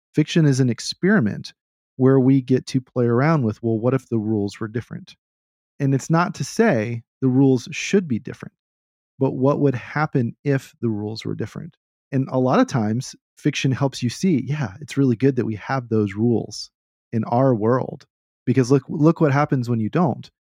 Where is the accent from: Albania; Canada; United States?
United States; Texas; I'm, I'm from Texas.